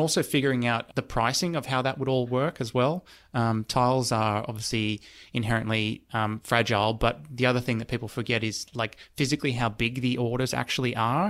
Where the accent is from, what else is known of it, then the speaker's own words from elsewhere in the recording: New South Wales, Australia; because I'm originally from the Central West. And so, grew up in a one of the areas that has less choice compared to, you know, a big city.